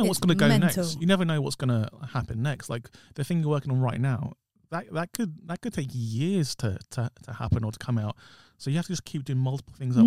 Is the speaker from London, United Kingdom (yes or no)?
yes; London, United Kingdom; me and you are from South London as well.